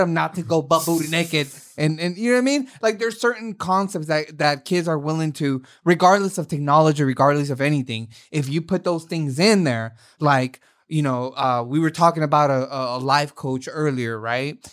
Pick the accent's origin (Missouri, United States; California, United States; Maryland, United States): California, United States; Oakland; I was raised in Oakland